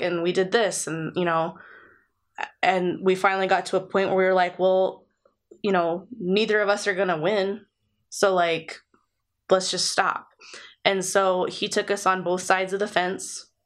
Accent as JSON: {"language": "English", "country": "United States", "said": "we're American"}